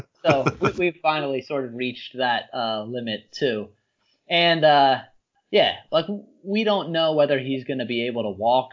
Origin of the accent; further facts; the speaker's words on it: Philadelphia, Pennsylvania, United States; I'm from Philadelphia